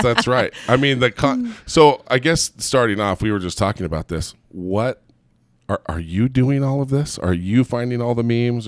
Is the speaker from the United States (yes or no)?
yes; Southern California, United States; also born or lived in Gilbert, Arizona; now in Provo, United States; we're originally from Southern California